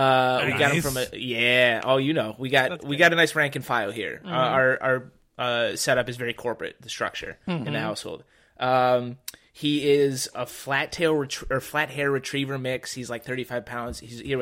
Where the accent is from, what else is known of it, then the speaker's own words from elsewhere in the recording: Walled Lake, Michigan, United States; also born or lived in Harlem, New York / Red Hook, Brooklyn; now in New York, United States; I grew up in a town called Walled Lake, Michigan.